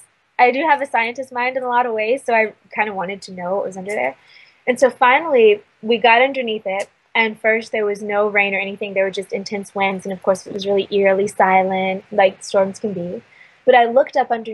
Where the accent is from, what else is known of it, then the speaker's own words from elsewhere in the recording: Virginia, United States; now in Sedona, United States; I grew up in Virginia